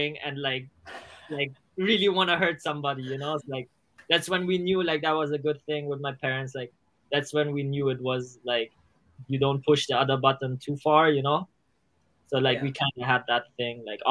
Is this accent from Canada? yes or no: no; Germany; we grew up in Germany next to the school, elementary school